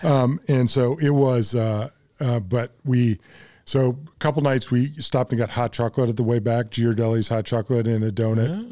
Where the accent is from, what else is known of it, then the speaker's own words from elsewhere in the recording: Arkansas, United States; I come from Arkansas.